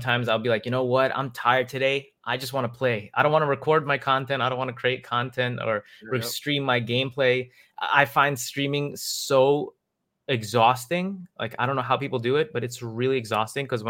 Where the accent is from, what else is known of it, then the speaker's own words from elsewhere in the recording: New York City, New York, United States; I grew up in Queens and Queens, New York